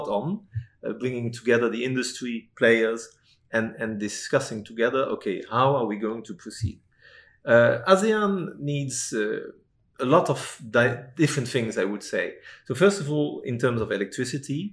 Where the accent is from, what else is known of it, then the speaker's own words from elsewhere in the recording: Netherlands; moved away as an adult; now in Singapore; I'm from Holland